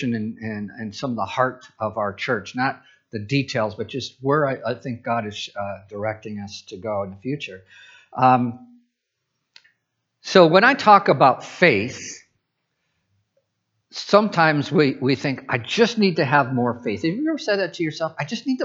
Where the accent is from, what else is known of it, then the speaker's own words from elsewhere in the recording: Midwest, United States; moved away as an adult; now in Pacific Northwest, United States; I'm from the Midwest